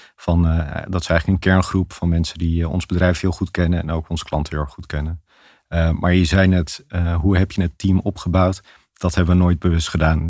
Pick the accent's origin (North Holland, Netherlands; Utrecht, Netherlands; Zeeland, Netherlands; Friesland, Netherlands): North Holland, Netherlands; Amsterdam; In Amsterdam. niet ver van de podcaststudio vandaan hier. Eh, eh, echt in het centrum. Eh, we hadden vroeger niet veel geld, maar we woonden wel in de grachtgordel